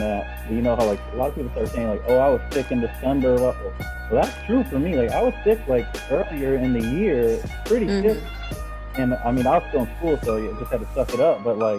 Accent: Houston, Texas, United States; now in San Diego, United States; I know Erica from the past. I'm from Houston, living here in San Diego

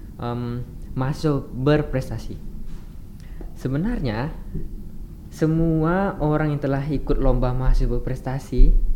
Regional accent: Singkawang, West Kalimantan, Indonesia; moved away as an adult; now in Pontianak, Indonesia; aku dari Singkawang

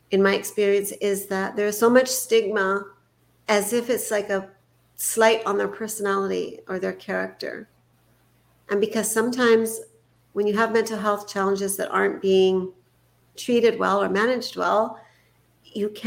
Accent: Canada; I was born in Canada

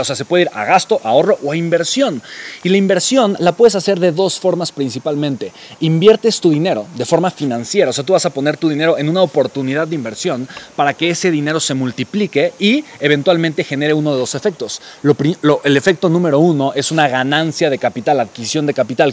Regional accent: Mexico City, Mexico; la Ciudad de México, ¿no? La ciudad de donde yo soy originario

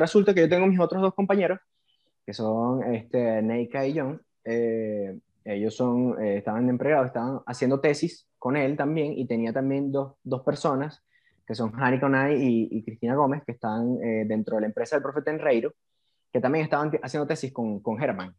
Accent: Puerto Ordaz, Bolívar, Venezuela; moved away; soy oriundo de Puerto Ordaz, Estado Bolívar, Venezuela

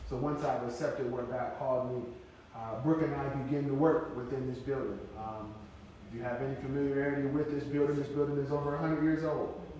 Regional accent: Flint, Michigan, United States; now in Casper, United States; I'm from Flint, Michigan, so I'm affiliated with the Michigan Southwest Jurisdiction Number 5.

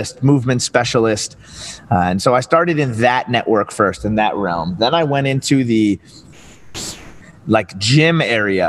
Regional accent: New Rochelle, New York, United States; moved away as an adult; also born or lived in Northern New Jersey; now in Philadelphia, United States; I'm from Southern New York, New Rochelle, New York, just north of Manhattan

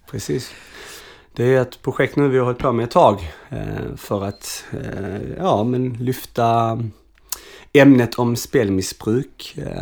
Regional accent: Arlöv, Skåne, Sweden; also born or lived in Malmö; jag kommer egentligen från Arlöv

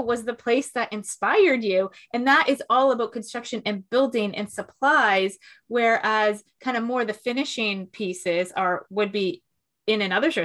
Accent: Toronto, Ontario, Canada; I'm from Toronto

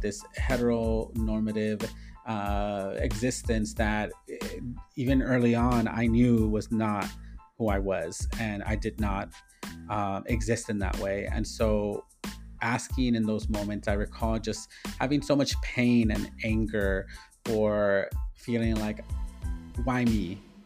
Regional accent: Inglewood, California, United States; born and raised in Inglewood, California

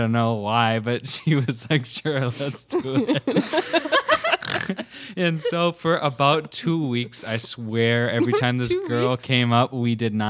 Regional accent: Minnesota, United States; We're all from Minnesota.

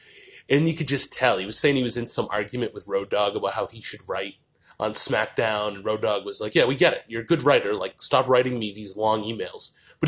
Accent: Boston, Massachusetts, United States; because I'm from Boston where you get, you know, bowled over if you were stopping and taking a picture

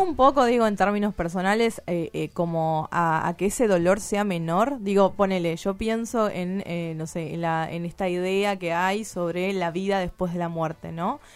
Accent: Tucumán, Argentina; yo soy tucumana

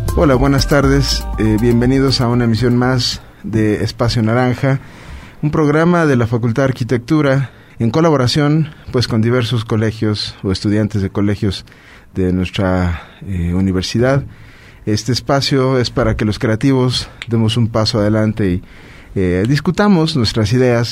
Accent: Puebla, Mexico

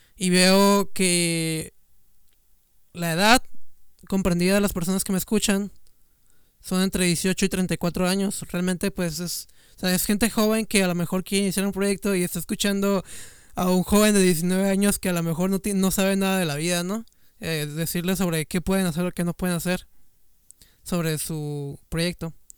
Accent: Mexico; yo soy de México

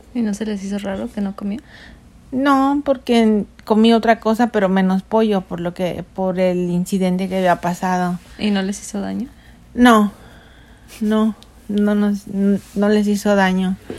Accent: Mexico City, Mexico; now in United States; Nosotros somos nacidos en la Ciudad de México, soy la hija número dos de seis hermanos. Nosotros vivimos ah, nuestra niñez rodeados de mucha pobreza

